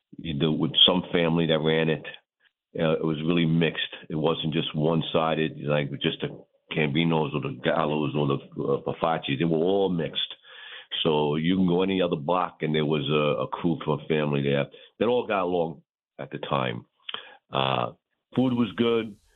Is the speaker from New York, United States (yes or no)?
yes; New York City, New York, United States; Born and raised in a neighborhood there until I was, you know, mid 30 years old, the time I even left the block.